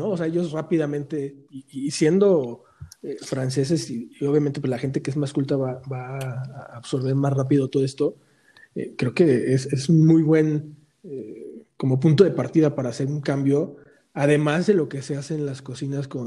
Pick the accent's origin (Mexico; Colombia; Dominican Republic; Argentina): Mexico; es romper también con nuestros propios eh, rollos de, de, como mexicanos no nos apoyamos